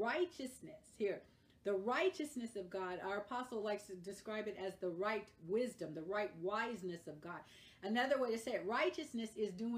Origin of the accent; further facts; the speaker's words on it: California, United States; I am a Californian